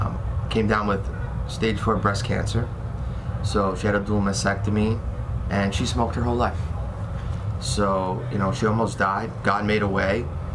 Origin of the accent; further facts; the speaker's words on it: New Jersey, United States; I'm from New Jersey, born and raised. Been here my whole life. I'm 41 years old.